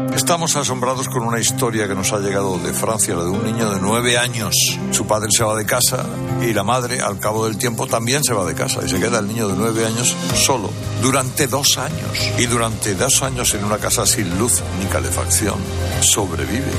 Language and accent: Spanish; San Lorenzo de El Escorial, Community of Madrid, Spain; yo soy de San Lorenzo del Escorial